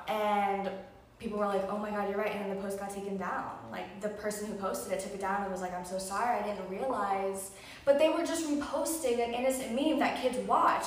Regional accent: close to Miami, South Florida, United States; growing up in Florida my whole life, but for the majority of it in South Florida, especially close to Miami

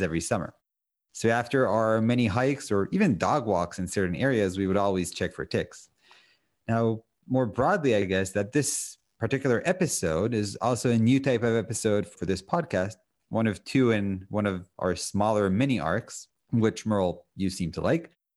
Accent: Israel; moved away as an adult; now in United States; when I grew up in Israel, I always had dogs

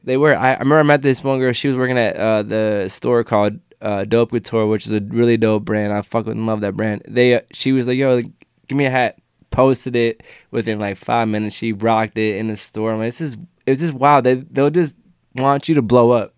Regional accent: Cleveland, Ohio, United States; I'm a kid from Cleveland

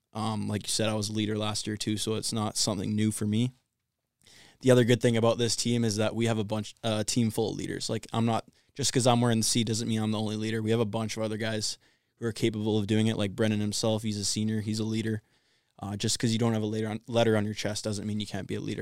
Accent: Vancouver, British Columbia, Canada; moved away; also born or lived in Ontario; I'm from Vancouver, Canada, so I'm pretty far away.

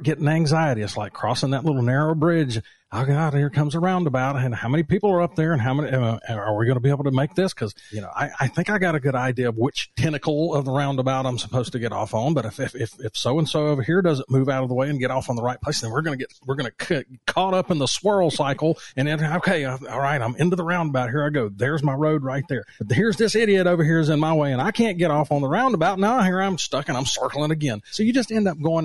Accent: North Carolina, United States; I'm from North Carolina, if you can't tell by my voice

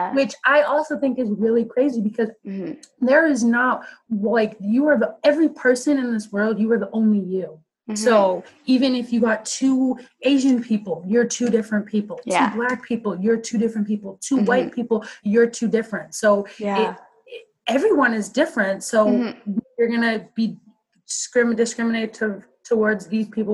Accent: Maple Ridge, British Columbia, Canada; I grew up in Maple Ridge and for a lot of it, you're just the only black kid.

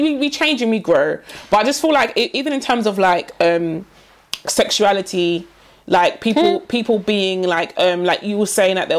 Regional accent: London, United Kingdom; I'm Nigerian, born and raised in London.

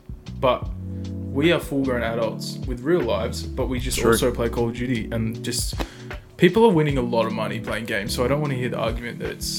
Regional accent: Perth, Western Australia, Australia; now in Melbourne, Australia; I'm also from Perth. Originally. I just moved here in 2010

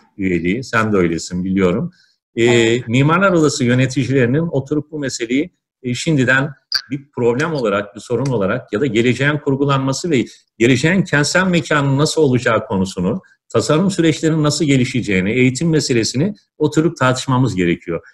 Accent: Ankara, Turkey; now in Istanbul, Turkey; ben Ankaralıyım

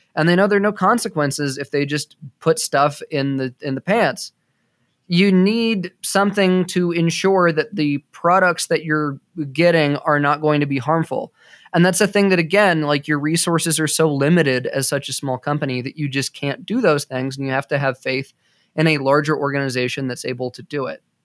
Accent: United States; I'm an American

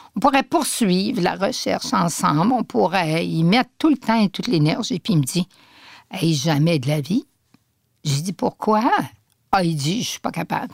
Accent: Saguenay, Quebec, Canada; Je suis originaire du Saguenay

